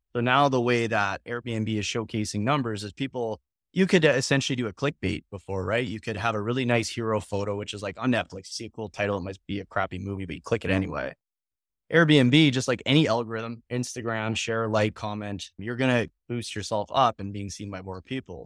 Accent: Calgary, Alberta, Canada; moved away; I'm from Calgary, Alberta, originally.

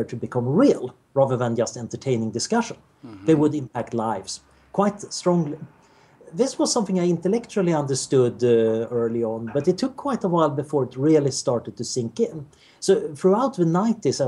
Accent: Sweden; I grew up in Sweden in the 70s, which was about as boring as you can imagine.

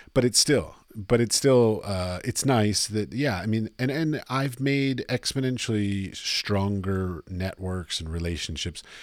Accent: United States; moved away as an adult; I'm from America

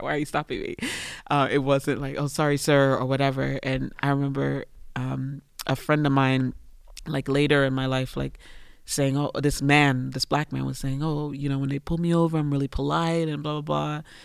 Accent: United States; moved away as an adult; also born or lived in China; I'm away from America at that point about four or five years

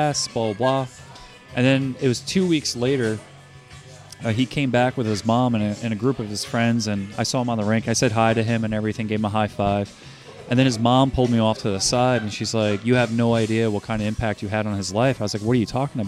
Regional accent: New Jersey, United States; moved away; I grew up in New Jersey

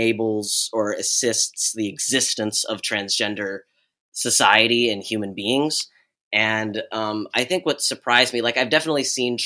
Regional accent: Bay Area, California, United States; I grew up in the Bay Area

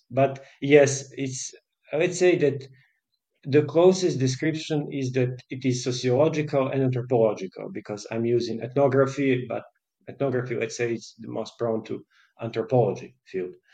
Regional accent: Podgorica, Montenegro; I'm from Montenegro and I, I lived in Podgorica.

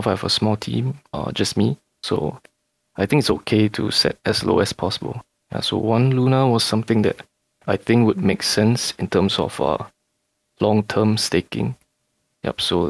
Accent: Singapore; growing up in Singapore, you know, where we have forced savings

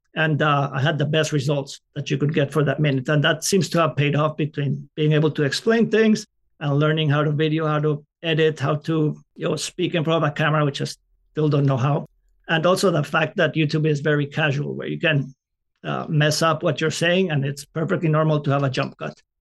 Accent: Colombia; moved away; I grew up in Colombia, South America

